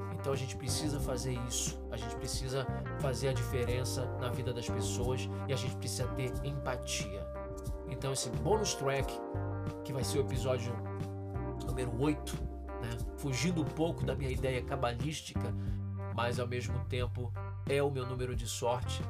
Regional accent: Brazil; eu nunca saí do Brasil

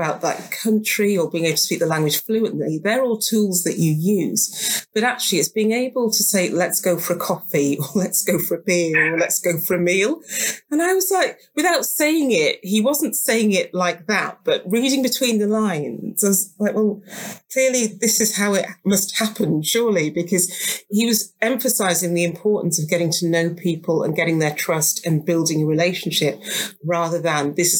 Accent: Darlington, North East England, United Kingdom; I grew up in Darlington. So it's just on the border of North Yorkshire. It's at the bottom end of County Durham

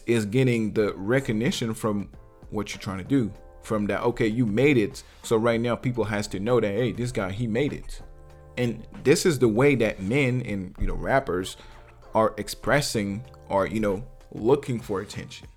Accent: Martinique; I'm from Martinique

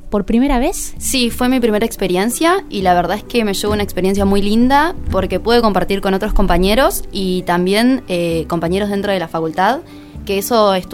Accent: Colón, Entre Ríos, Argentina; moved away as an adult; now in Paraná, Argentina; yo soy de Colón ah, eh, y bueno, estoy viviendo acá.

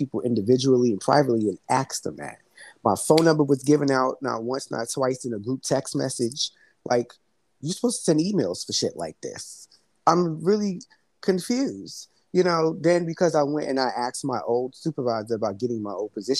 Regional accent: New York City, New York, United States; I'm from Brooklyn

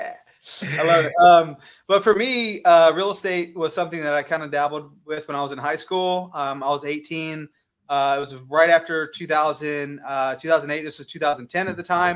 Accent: Lexington, South Carolina, United States; moved away as an adult; now in Arizona, United States; I'm from outside of Columbia. I'm from Lexington.

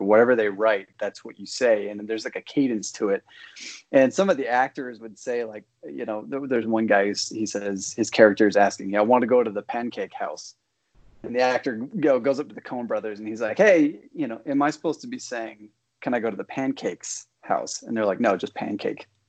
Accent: Moorhead, Minnesota, United States; my hometown is Moorhead, Minnesota

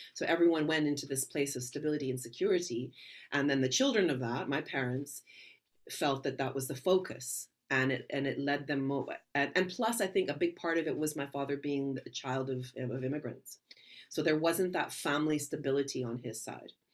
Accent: Vancouver, British Columbia, Canada; I was raised in Vancouver, Canada

